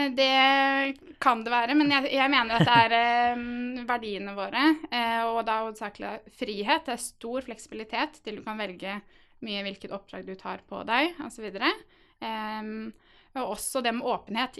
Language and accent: Norwegian; Halden, Østfold, Norway; jeg er nemlig fra Halden